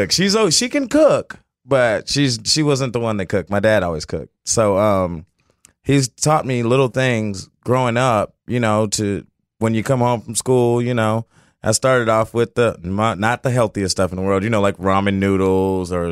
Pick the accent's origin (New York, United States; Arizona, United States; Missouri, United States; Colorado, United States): Colorado, United States; Fort Collins; born there; also born or lived in California / Oklahoma / Florida / Okinawa; I was born in Fort Collins, Colorado, and um, we moved. We I mean we moved probably like every two years, every year or something.